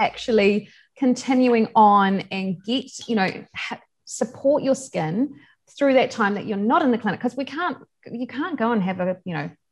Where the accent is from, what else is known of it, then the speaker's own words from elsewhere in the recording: Invercargill, Southland, New Zealand; I grew up in Invercargill, which is pretty cold. That's in the bottom of New Zealand